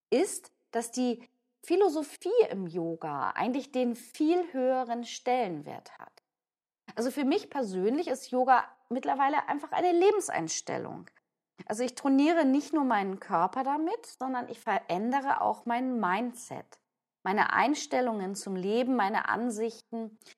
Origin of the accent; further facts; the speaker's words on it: Hamburg, Germany; ich bin ja eben auch oft in Hamburg, ich bin Hamburgerin